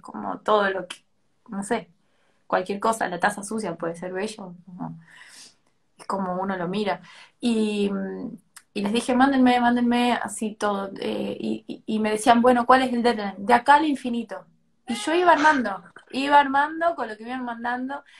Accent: Tucumán, Argentina; soy de Tucumán

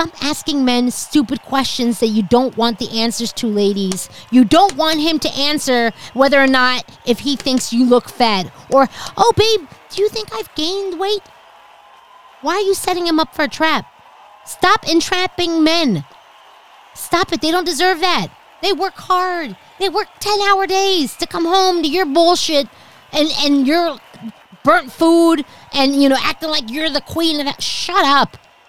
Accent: East Coast, United States; also born or lived in New Jersey; I'm from the East Coast.

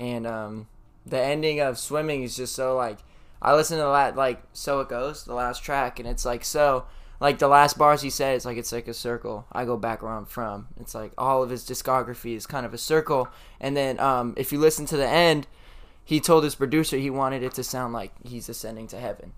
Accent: Sacramento, California, United States; I'm from Sac. Like I love Sac. I'm like, oh, I'm from Sac.

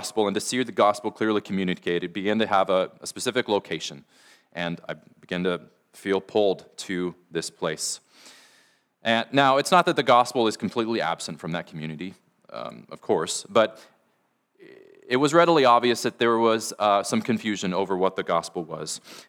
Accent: Stanwood, Washington, United States; as we began feeling God calling us to come back up here to Washington, I grew up in the Stanwood area. That's home to me.

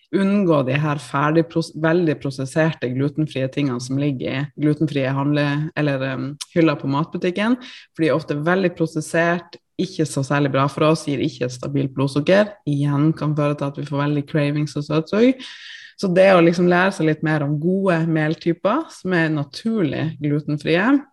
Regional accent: Tromsø, Troms, Norway; now in Oslo, Norway; jeg er jo da fra Tromsø opprinnelig.

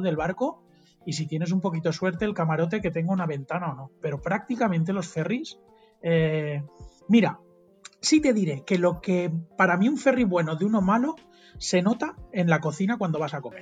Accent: Mallorca, Balearic Islands, Spain; Yo soy de Mallorca

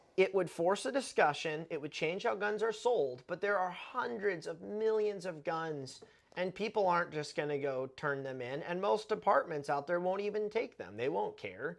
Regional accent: United States

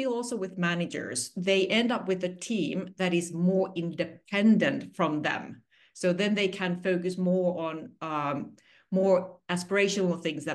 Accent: Finland; moved away as an adult; also born or lived in Singapore; I'm originally from Finland. I'm a 100% Finnish person.

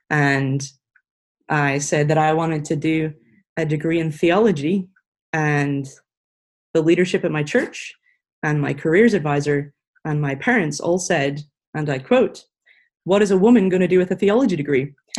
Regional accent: Ireland; now in Franklin, United States; It should be easy to tell us apart because I'm Irish, so the accent's different. I have been living in the U.S. for the last, it'll be 5 years this July.

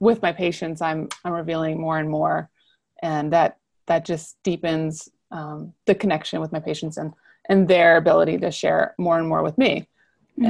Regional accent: New Orleans, Louisiana, United States; I'm from the South, I'm from New Orleans

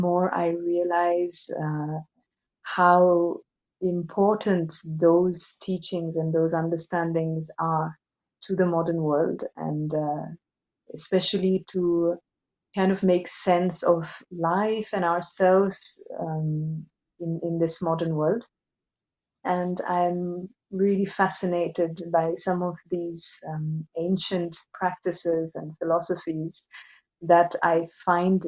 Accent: Assam, India; moved away as an adult; now in Switzerland; I'm from India. I was born in Assam, in the northeast of India, in a traditional Brahmin Hindu family

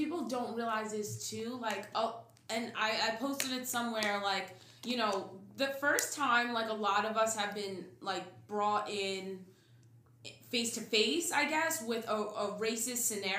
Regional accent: Manalapan, New Jersey, United States; also born or lived in Germany; throughout history, my family's history, Manalapan has been our home. The only time we left Manalapan was for my dad to become a veteran. A combat veteran. He moved his family. He enlisted in the army. He moved his family. I was born in Germany. And then we came right back to Manalapan.

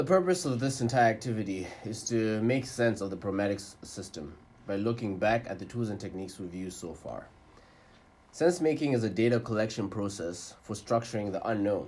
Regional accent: Malawi; I'm from Malawi

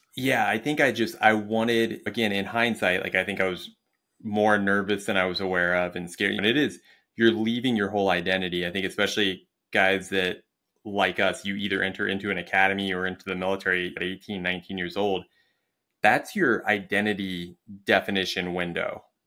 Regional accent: Springfield, Ohio, United States; moved away as an adult; also born or lived in England; I was in Springfield, Ohio, which, if you've ever been there, um, it's a great place to be from. I love my hometown.

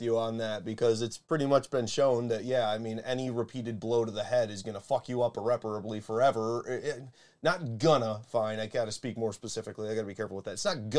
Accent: Buffalo, New York, United States; we're from Buffalo.

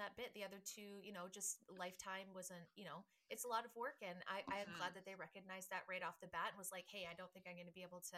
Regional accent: Canada; we're Canadian

